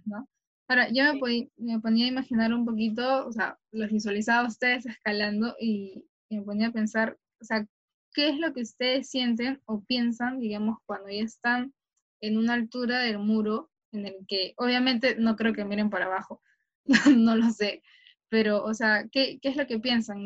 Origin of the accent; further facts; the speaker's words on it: Callao, Peru; yo soy del Callao y he entrenado en la villa